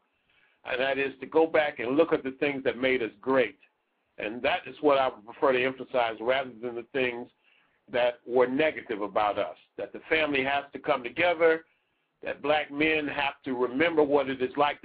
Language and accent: English; California Bay Area, United States; 510 is the California Bay Area. That's Oakland, Berkeley, San Francisco. That's the area I spent a lot of my youth in. I'm from California.